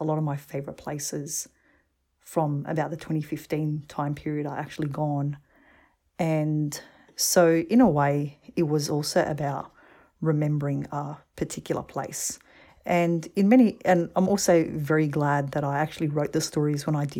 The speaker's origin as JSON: {"language": "English", "country": "Australia", "said": "I'm like, I'm from Australia. It's very clear."}